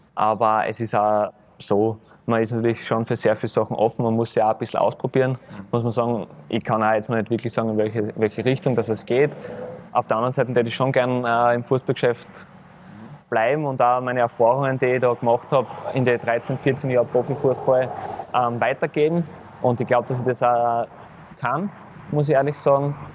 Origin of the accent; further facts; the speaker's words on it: Graz, Styria, Austria; moved away; ich komme wieder in meine Heimat zurück, in meine Heimatstadt, zu meinem Heimatclub